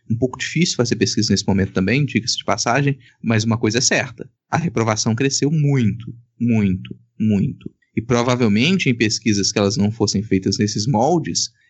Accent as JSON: {"language": "Portuguese", "region": "Minas Gerais", "country": "Brazil", "said": "Eu, como mineiro, nasci em Minas Gerais."}